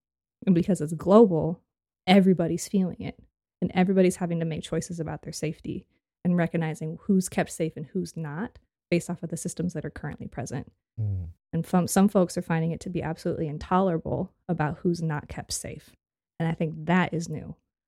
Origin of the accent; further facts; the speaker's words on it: West Coast, United States; a kid growing up on the West Coast, we learned about the civil rights movement of being something that happened in the other part of the country